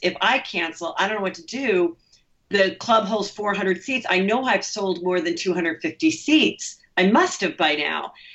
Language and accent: English; Los Angeles, California, United States; I grew up here